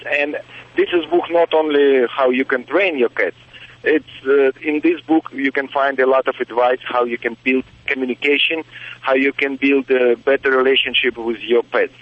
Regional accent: Russia; now in Las Vegas, United States; I grew up in Russian circus family

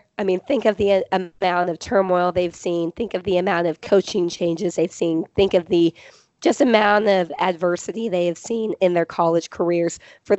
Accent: Southern California, United States; I grew up in Southern California. So I grew up like 30 minutes away from Disneyland.

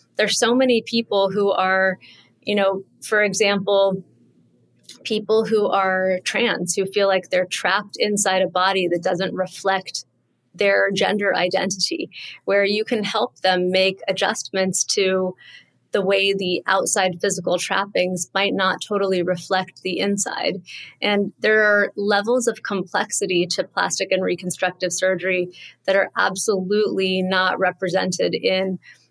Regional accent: Southern California, United States; moved away as an adult; also born or lived in Connecticut, United States; now in New York, United States; I grew up in Southern California

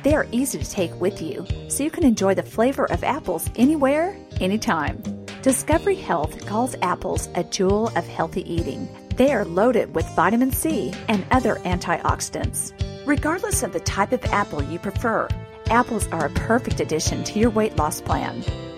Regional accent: Pacific Northwest, United States; growing up in the Pacific Northwest

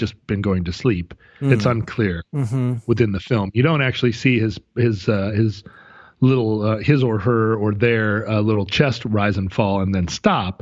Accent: Wales, United Kingdom; I'm Welsh

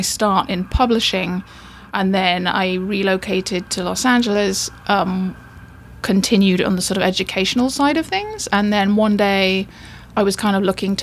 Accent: England, United Kingdom; moved away; as you can probably tell, I'm from England.

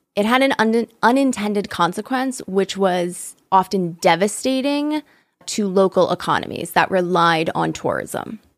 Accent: United States; still be in my home state.

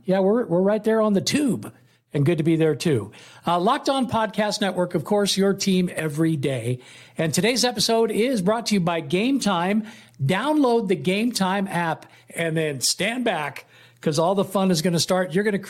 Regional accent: Oakland, California, United States; moved away as an adult; also born or lived in San Leandro; now in Las Vegas, United States; I'm from Oakland / San Leandro, living in Las Vegas right now.

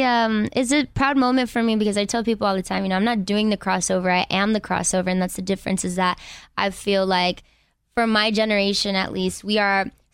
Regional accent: Inglewood, California, United States; I'm from Inglewood.

